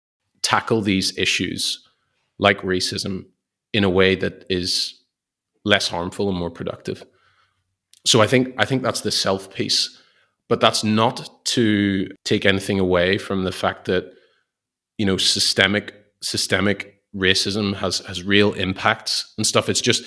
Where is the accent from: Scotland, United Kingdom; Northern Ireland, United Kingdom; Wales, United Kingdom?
Northern Ireland, United Kingdom; Belfast; moved away; so many people here who have totally different life experiences than what I would have had maybe where I grew up in Belfast.